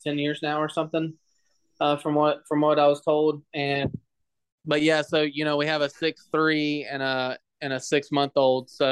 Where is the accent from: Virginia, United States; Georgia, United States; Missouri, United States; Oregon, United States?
Georgia, United States; Douglasville; So there's Douglasville, Georgia, Winston, Georgia, and then Villarica, Georgia, that are all like, they're all three so close together. And we were kind of like right in the middle of it.